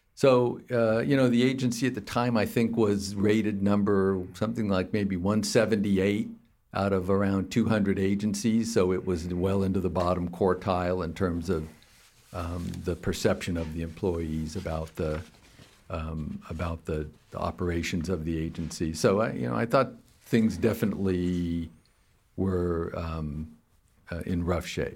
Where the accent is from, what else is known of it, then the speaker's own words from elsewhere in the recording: Fountain Valley, California, United States; moved away as an adult; also born or lived in Palos Verdes, California / Davis, California / Berkeley, California / New York; I was born in Palos Verdes in Southern California and raised in the Huntington Beach area, Fountain Valley specifically.